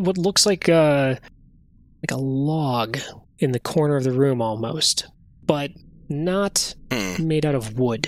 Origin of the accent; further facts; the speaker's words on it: United States; As an American